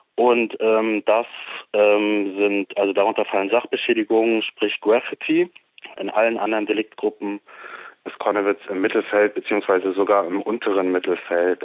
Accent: Leipzig, Saxony, Germany; als Leipziger

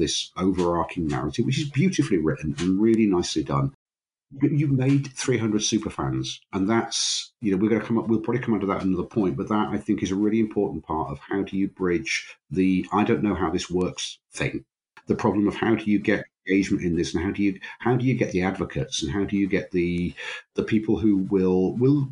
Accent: Grimsby, Yorkshire and the Humber, United Kingdom; I grew up in Grimsby, which is on the north Midlands, east coast of England.

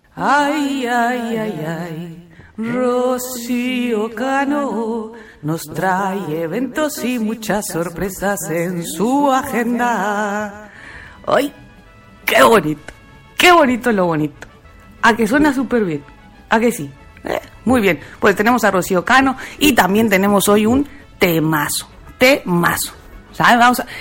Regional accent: Mexico; now in Spain; estoy muy orgullosa, muy, muy orgullosa de ser mexicana.

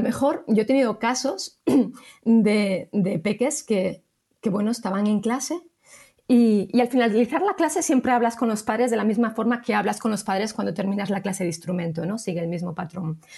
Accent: Salamanca, Castile and León, Spain; yo estoy en Salamanca, soy de Salamanca

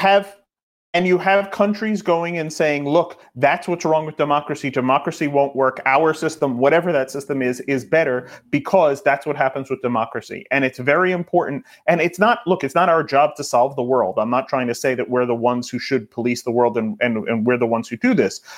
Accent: New York, United States; I'm a New Yorker

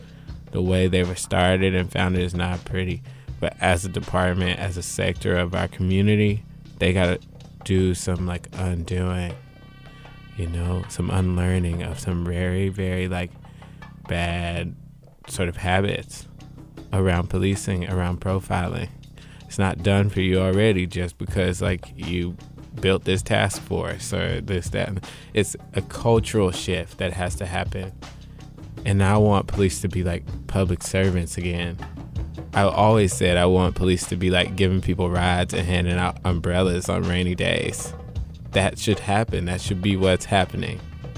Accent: Chapel Hill, North Carolina, United States; I'm from Chapel Hill, North Carolina, as I said

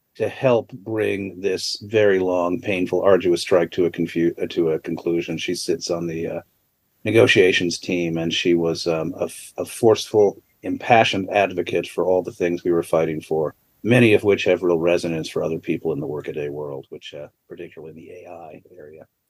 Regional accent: Connecticut, United States; I grew up in Connecticut.

